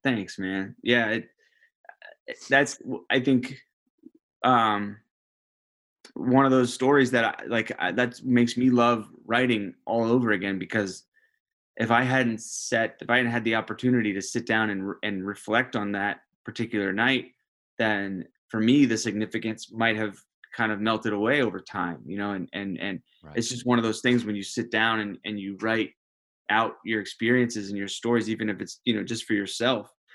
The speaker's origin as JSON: {"language": "English", "country": "United States", "said": "being an American"}